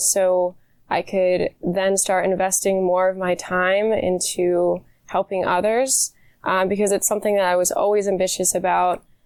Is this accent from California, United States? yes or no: no; York, Pennsylvania, United States; I was born and raised in York, PA